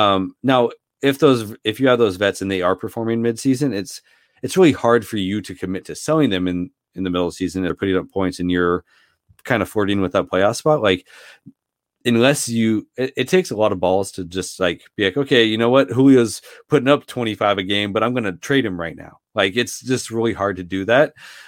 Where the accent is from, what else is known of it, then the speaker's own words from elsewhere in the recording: Seattle, Washington, United States; So I grew up in Seattle. Gary Payton and Sean Kemp in the mid 90s, like that was just a lot of fun to watch.